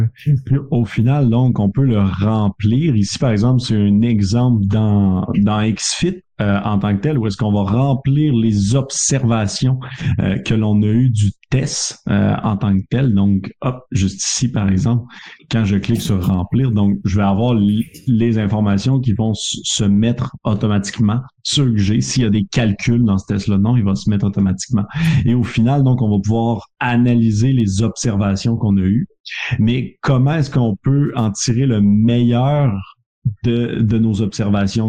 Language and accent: French; Canada; accent: Canadian; mon accent canadien